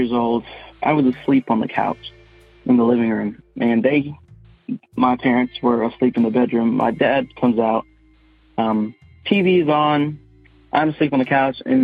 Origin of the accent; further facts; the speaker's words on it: Wendell, North Carolina, United States; I'm from Wendell, North Carolina, kind of a small town. I now own the house that my grandfather built in 1985, grew up in that house